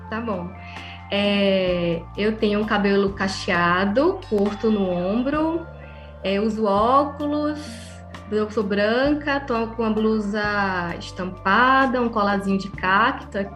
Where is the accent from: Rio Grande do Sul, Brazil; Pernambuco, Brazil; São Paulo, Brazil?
Pernambuco, Brazil; also born or lived in Ceará; morei 17 anos no Ceará. Em 2015 eu retornei para Recife, eu sou pernambucana